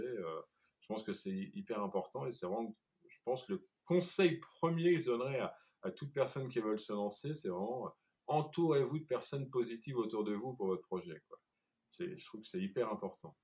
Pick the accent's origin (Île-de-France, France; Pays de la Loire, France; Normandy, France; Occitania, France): Normandy, France; Rouen; moved away as an adult; now in La Rochelle, France; Normandie, là d'où je viens, à Rouen